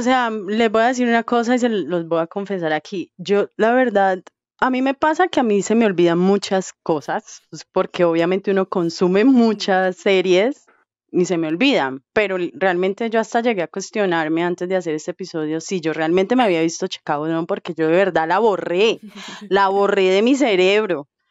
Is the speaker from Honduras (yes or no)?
no; Colombia; yo soy de Colombia